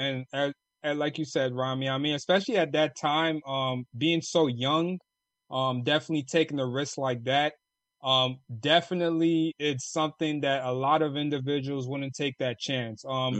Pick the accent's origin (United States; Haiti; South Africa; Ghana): Ghana; From Ghana.